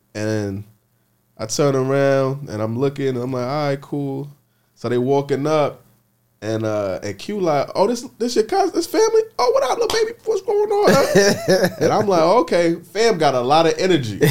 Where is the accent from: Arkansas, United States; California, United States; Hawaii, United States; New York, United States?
New York, United States; New York City; I'm from the Bronx